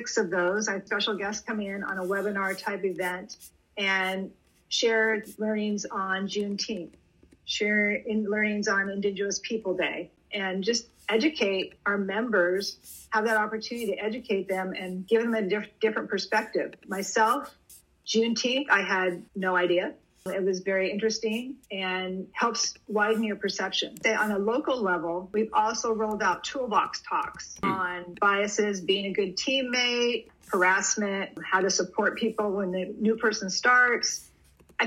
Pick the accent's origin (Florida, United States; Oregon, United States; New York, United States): Oregon, United States; Portland; I'm from, born and raised in Portland, Oregon